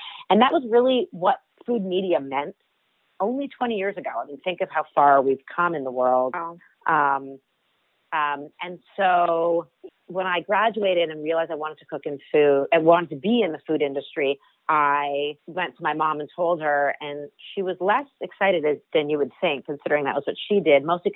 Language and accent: English; Toronto, Ontario, Canada; I grew up in Toronto, Canada, and my mom ran a cooking school out of our home when I was a child